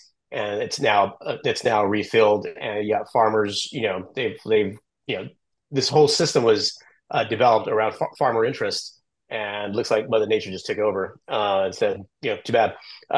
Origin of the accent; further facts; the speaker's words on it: Central Valley, California, United States; some of the areas where I grew up in the Central Valley